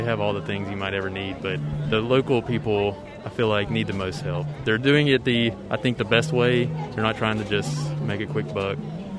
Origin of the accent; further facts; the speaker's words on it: Huntsville, Alabama, United States; I'm from Huntsville.